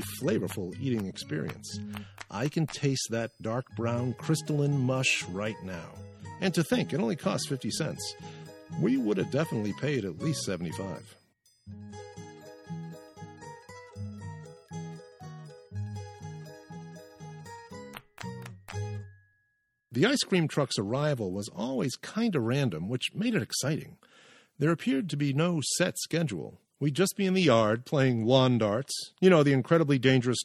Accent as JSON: {"language": "English", "town": "Maynard", "region": "Massachusetts", "country": "United States", "tie": "born or raised there", "said": "my hometown of Maynard, Massachusetts"}